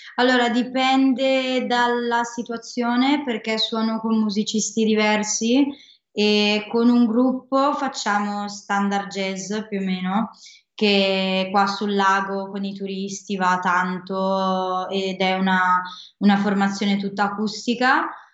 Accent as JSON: {"language": "Italian", "town": "Desenzano del Garda", "region": "Lombardy", "country": "Italy", "said": "Da Desenzano del Garda, sono sul lago io proprio, ho la fortuna di essere sul lago"}